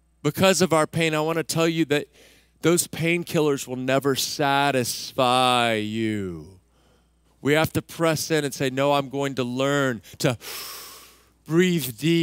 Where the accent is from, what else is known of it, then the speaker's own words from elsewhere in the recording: Central Texas, United States; I grew up in Central Texas